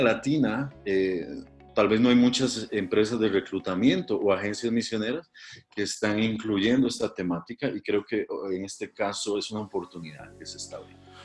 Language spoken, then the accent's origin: Spanish; Costa Rica; also born or lived in Africa / India; soy costarricense